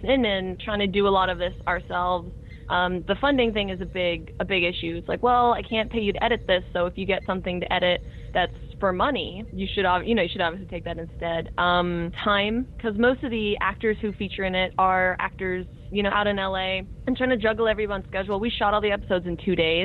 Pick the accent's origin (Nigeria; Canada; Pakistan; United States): Canada; I'm Canadian